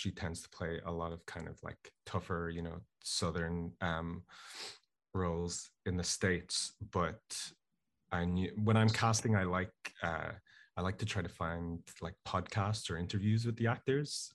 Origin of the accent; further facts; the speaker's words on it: Dublin, Leinster, Ireland; myself and my friends and people I knew growing up in Dublin